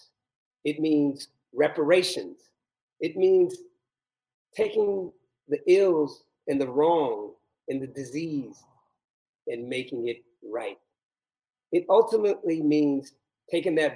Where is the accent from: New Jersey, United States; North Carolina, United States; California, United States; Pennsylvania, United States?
California, United States; growing up in California